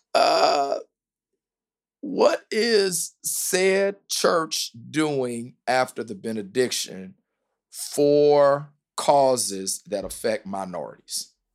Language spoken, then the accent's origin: English; the South, United States; now in Indianapolis, United States; I'm from the South